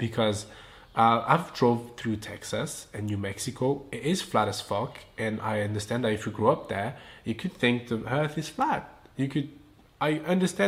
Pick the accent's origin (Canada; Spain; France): France; south of France; English is a second language; moved away as an adult; now in Los Angeles, United States; I'm from France, I'm from the south of France